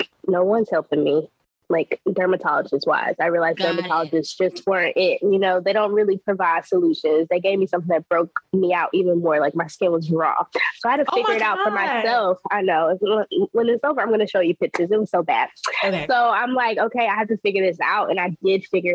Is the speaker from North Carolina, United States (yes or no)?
yes; North Carolina, United States; moved away as an adult; also born or lived in the DMV; now in DMV area, United States; Born and raised in North Carolina, so a really small-town country girl.